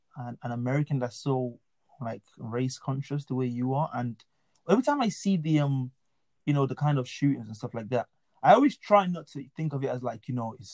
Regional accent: Lagos, Nigeria; now in United Kingdom; I grew up in Nigeria, so I hadn't really met many, obviously, I don't think I'd met any African Americans. I think I'd only seen like four white people ever in my life until I came here. Because where I grew up in Lagos

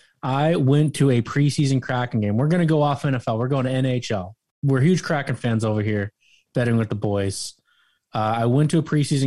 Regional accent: Seattle, Washington, United States; I'm from Seattle.

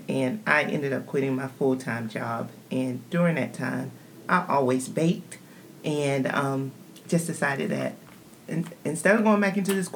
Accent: Monticello, Florida, United States; I'm from Florida, but not Jacksonville. I'm from a little small town called Monticello, Florida

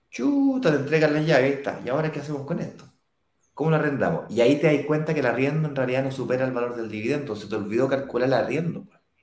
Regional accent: Santiago, Santiago Metropolitan Region, Chile; yo viví toda mi vida en Las Condes con Apoquieto

